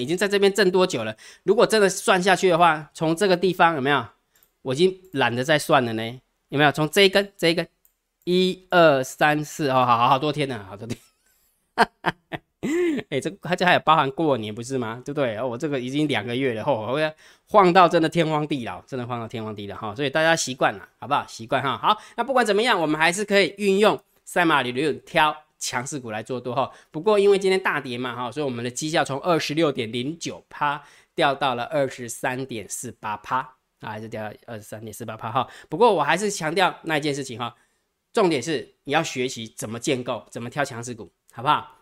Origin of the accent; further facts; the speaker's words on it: Taiwan; 我们台湾人